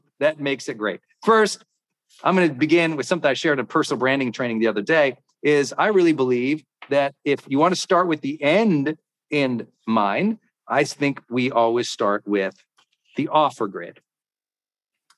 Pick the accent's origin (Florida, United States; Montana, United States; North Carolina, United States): Montana, United States; I'm from Montana.